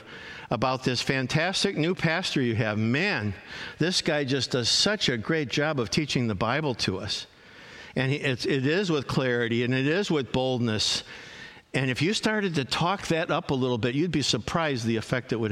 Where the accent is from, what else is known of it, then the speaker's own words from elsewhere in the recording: Chicago, Illinois, United States; I grew up in Chicago